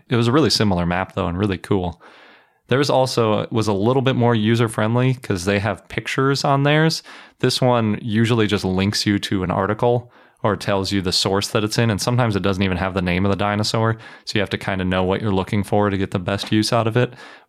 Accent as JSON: {"language": "English", "region": "Wisconsin", "country": "United States", "tie": "born or raised there", "said": "the University of Wisconsin at Madison, my home state."}